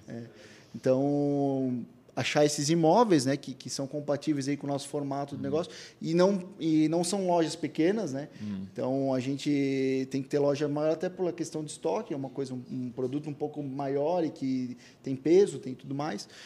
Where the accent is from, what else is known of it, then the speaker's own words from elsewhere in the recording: Blumenau, Santa Catarina, Brazil; a gente nasceu em Blumenau